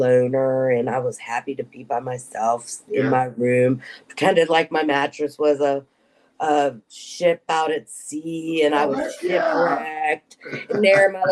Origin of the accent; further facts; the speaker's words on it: Pittsburgh, Pennsylvania, United States; moved away as an adult; also born or lived in Harrisburg, Pennsylvania; when I graduated high school, I moved from Pittsburgh to Harrisburg